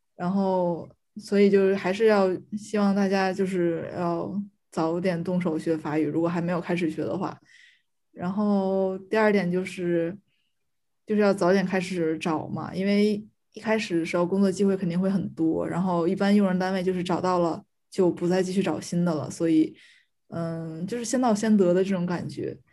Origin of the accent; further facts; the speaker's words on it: China; moved away as an adult; now in Paris, France; 只有我一个中国人